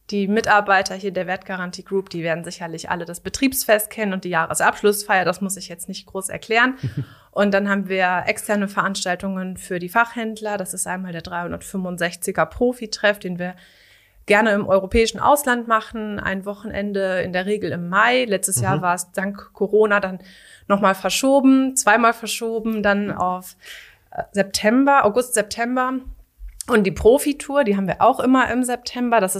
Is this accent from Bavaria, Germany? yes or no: no; Lower Saxony, Germany; Ähm, der Schritt ist einfach so zurück in die Heimat. Ich komme hier aus der Gegend von Hannover